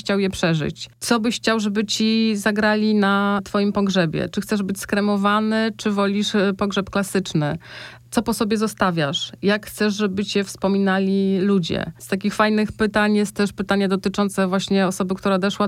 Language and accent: Polish; north-east Poland, Poland; moved away; ja pochodzę z, właśnie z miejscowości na północny wschód Polski, tam gdzie jeszcze te zwyczaje się, się uchowały